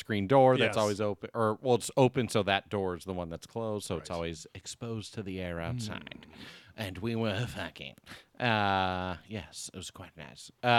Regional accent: Hermosa Beach, California, United States; I grew up in the Hermosa Beach.

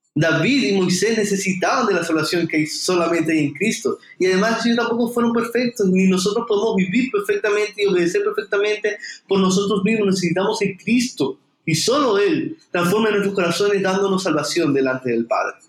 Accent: Venezuela; moved away as an adult; now in Santa Marta, Colombia; Actualmente estoy sirviendo en una hermosa iglesia en Santa Marta, en Colombia, donde soy de Venezuela

